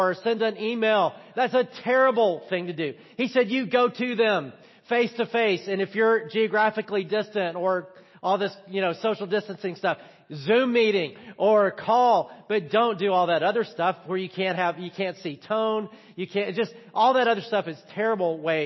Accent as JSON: {"language": "English", "region": "the South", "country": "United States", "said": "I'm from the South"}